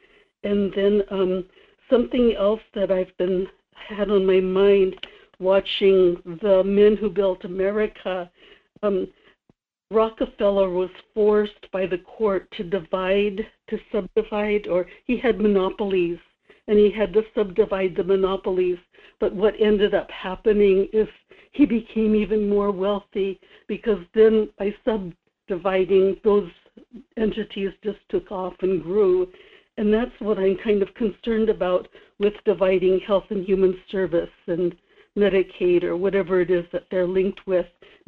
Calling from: Kodiak, Alaska, United States; Good morning, Michael. This is … in Kodiak.

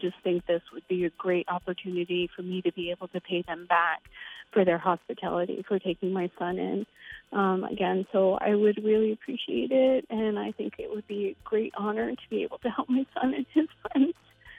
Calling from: Buxton, Maine, United States; I'm calling from Buxton.

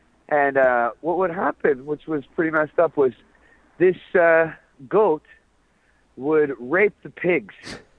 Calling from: Tokyo, Japan; I'm a caller from Japan, and shout outs to Shank and Johnny from Got Faded. … In Tokyo.

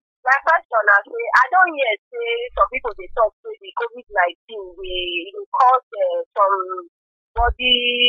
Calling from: Delta, Nigeria; We are the call from Delta State.

